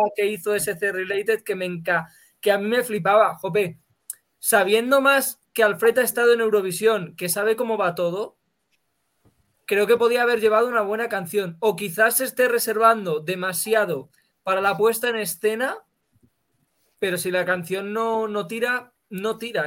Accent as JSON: {"language": "Spanish", "region": "Andalusia", "country": "Spain", "moved": "yes", "said": "mi pueblo de Andalucía"}